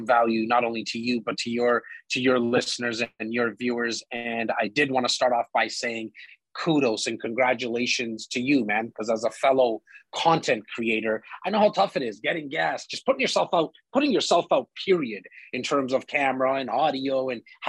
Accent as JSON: {"language": "English", "town": "Toronto", "region": "Ontario", "country": "Canada", "tie": "born or raised there", "said": "I'm born and raised in Rexdale, northern part of Toronto"}